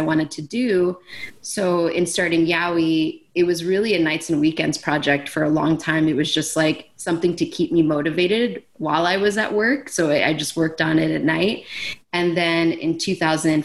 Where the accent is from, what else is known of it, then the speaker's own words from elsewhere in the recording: Philadelphia, Pennsylvania, United States; I grew up here. I grew up in South Philly, actually just a 10-minute walk from my shop